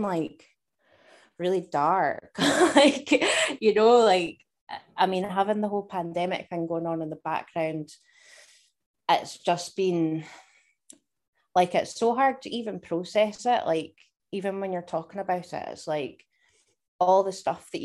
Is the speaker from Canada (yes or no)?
no; Dumfries and Galloway, Scotland, United Kingdom; I grew up in a wee place in Dumfries and Galloway, and spent my whole life in Scotland